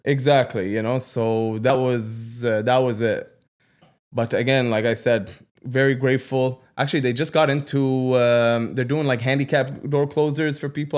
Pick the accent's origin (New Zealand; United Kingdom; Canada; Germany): Canada; Ottawa, Ontario; I grew up in Ottawa South